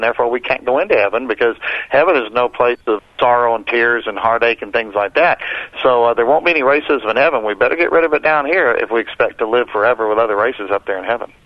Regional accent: Oklahoma, United States; growing up in the South in Oklahoma.

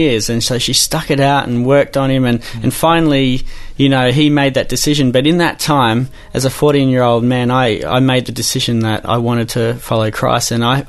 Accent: Newcastle, North East England, United Kingdom; Well, you know, Newcastle, one of the greatest cities in this country, of course.

